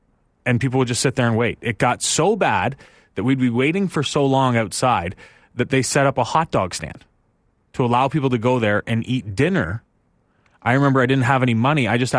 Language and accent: English; Palmerston, Ontario, Canada; I grew up in Palmerston, Ontario.